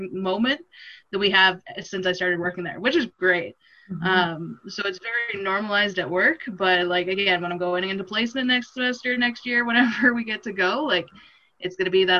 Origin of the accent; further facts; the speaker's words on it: just outside of Edmonton, Alberta, Canada; I grew up just outside of Edmonton, so, like, a smaller town, but still, like, close to the city